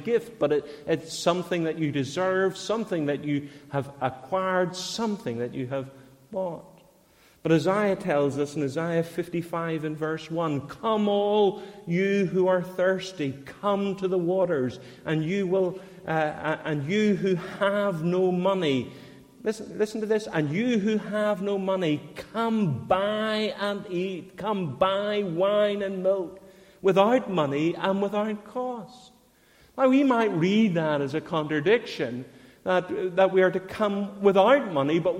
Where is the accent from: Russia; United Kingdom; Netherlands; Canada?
United Kingdom; Northern Ireland; I was born in Northern Ireland, because I infrequently attended a Christian church, that I was a Christian.